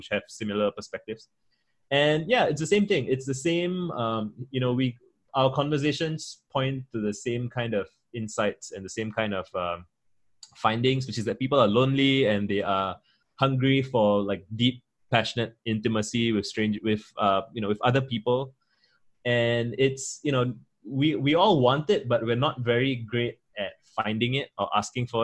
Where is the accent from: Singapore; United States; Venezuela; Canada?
Singapore; I'm a Singaporean Tamil, I'm Indian, I'm a minority in majority Chinese Singapore